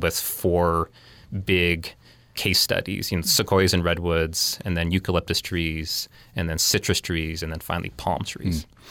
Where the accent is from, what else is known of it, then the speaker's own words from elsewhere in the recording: Provo, Utah, United States; also born or lived in California; now in New York, United States; I grew up in Provo